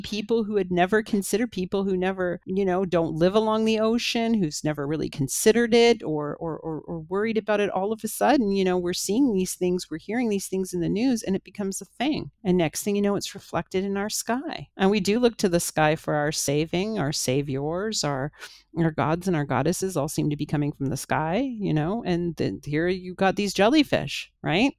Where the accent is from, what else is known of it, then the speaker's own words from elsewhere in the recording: Toronto, Ontario, Canada; in my hometown